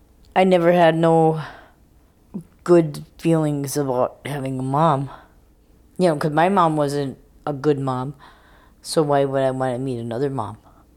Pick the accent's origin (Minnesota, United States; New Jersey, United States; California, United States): Minnesota, United States; South St. Paul; I'm old enough. I'm 56. I grew up in South St. Paul, Minnesota. I'm enrolled up in White Earth.